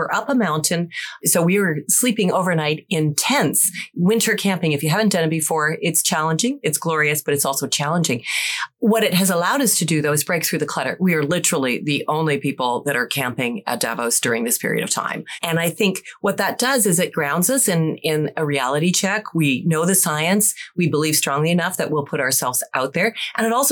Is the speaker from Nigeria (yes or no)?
no; Canada; I'm Canadian and we're part of the Great White North